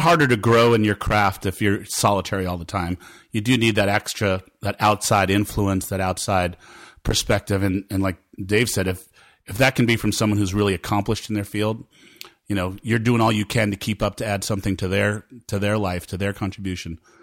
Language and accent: English; Rockland County, New York, United States; I was a kid growing up in Rockland County, New York